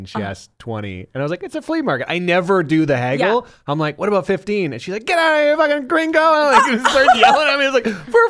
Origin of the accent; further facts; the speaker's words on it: London, Ontario, Canada; moved away as an adult; also born or lived in Toronto, Canada; now in United States; I'm from London, Ontario. Born in the same hospital as Ryan Gosling and Justin Bieber.